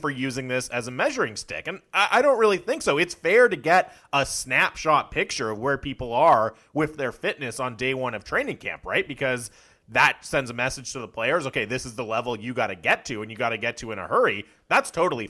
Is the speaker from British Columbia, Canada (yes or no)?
yes; North Vancouver, British Columbia, Canada; I grew up in North Van where the gross grind is